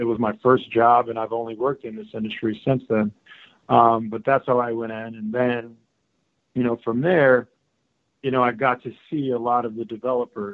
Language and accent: English; Trenton, New Jersey, United States; growing up in Trenton, New Jersey, you know, I was a beneficiary of, you know, my family living in subsidized housing